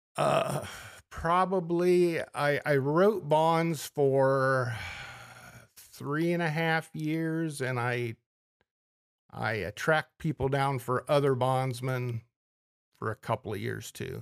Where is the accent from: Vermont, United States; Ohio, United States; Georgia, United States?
Ohio, United States; Ontario; also born or lived in Minnesota; originally from Mansfield, Ohio, or Ontario, Ohio, just a little, little suburb of Mansfield